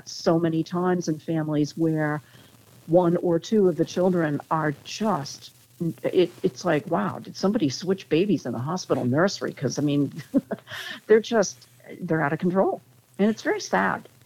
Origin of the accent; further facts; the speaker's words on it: Connecticut, United States; we grew up in Connecticut